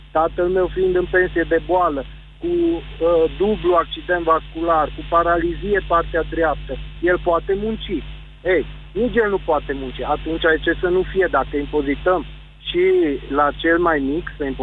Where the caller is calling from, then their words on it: Sibiu, Sibiu County, Romania; Bună ziua, Gabriel, sunt de la Sibiu